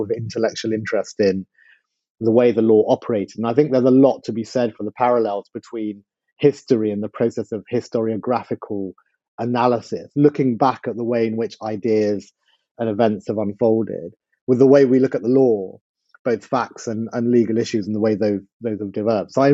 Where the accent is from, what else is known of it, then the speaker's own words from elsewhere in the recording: London, United Kingdom; also born or lived in Mile End; I was born in Mile End and grew up in Whitechapel when I was small